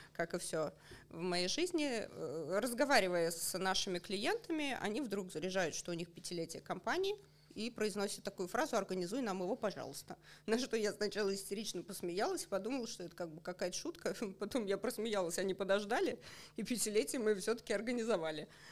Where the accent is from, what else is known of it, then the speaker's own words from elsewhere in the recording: Otradny, Russia; moved away; Сама я родом из Отрадного, а мои родители до сих пор живут там.